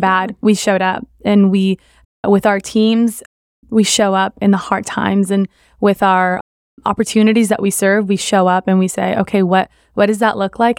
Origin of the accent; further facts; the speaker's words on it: South Florida, United States; my parents are from Columbia, but I grew up in South Florida